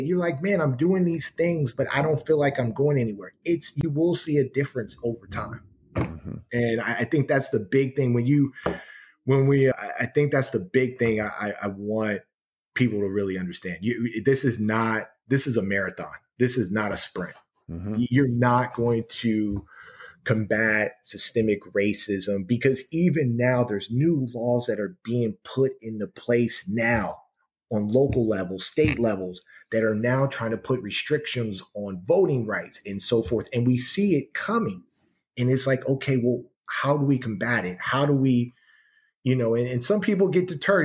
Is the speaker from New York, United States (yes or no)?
no; San Francisco, California, United States; moved away; growing up in San Francisco where I was because I, I was born on a uh, Page and Steiner in the Fillmore district